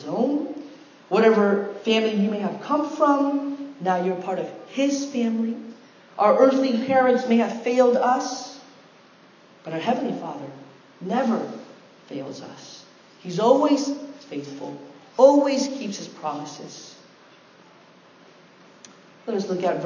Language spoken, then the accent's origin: English; United States; I had one foot in the Korean culture and one foot in the American culture